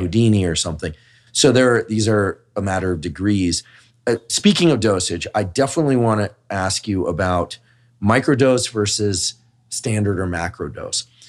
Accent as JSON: {"language": "English", "area": "Bay Area", "region": "California", "country": "United States", "said": "I'm from the Bay Area"}